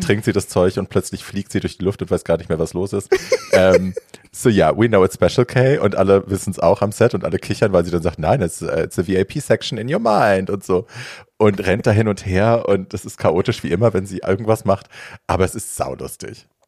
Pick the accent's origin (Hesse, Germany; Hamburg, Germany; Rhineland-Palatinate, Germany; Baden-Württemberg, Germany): Hesse, Germany; Hofheim am Taunus; in der Fußgängerzone bei uns in Hofheim